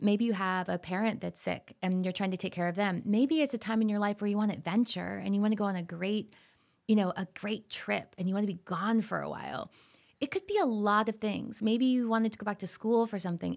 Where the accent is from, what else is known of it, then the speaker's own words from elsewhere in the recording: Florida, United States; I grew up in Florida